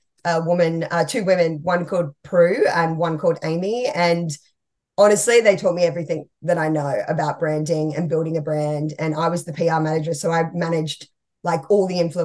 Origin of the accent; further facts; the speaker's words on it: Cabarita Beach, New South Wales, Australia; moved away as an adult; also born or lived in Gold Coast, Queensland; now in Melbourne, Australia; it was a little town called Cabarita Beach.